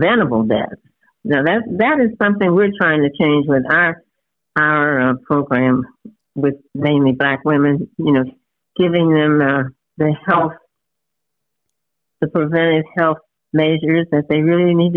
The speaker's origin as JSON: {"language": "English", "town": "Cincinnati", "region": "Ohio", "country": "United States", "tie": "born or raised there", "said": "I was born in Cincinnati, Ohio"}